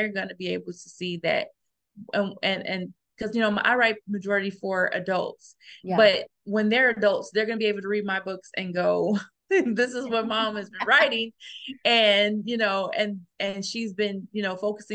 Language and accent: English; Gary, Indiana, United States; I grew up in Gary, Indiana